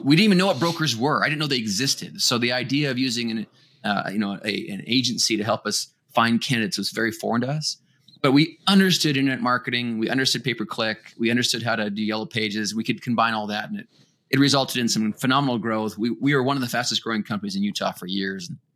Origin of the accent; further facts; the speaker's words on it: Winnipeg, Manitoba, Canada; I come from Winnipeg, Manitoba, Canada.